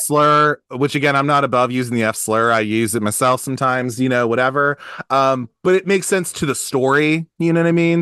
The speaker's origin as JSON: {"language": "English", "town": "Baltimore", "region": "Maryland", "country": "United States", "said": "I'm from Baltimore. I live in Baltimore"}